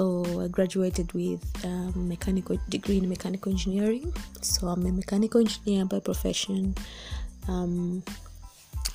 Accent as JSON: {"language": "English", "region": "Dar es Salaam", "country": "Tanzania", "also_born_or_lived": "Mbeya", "said": "we should just consider schools that we know here in Dar. And also I was really scared of like going out of Dar to study"}